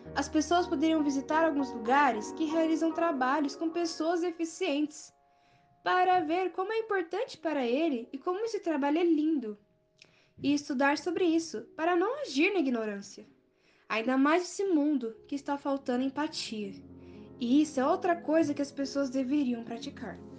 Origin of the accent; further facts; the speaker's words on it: Mogi das Cruzes, São Paulo, Brazil; eu sou de Mogi das Cruzes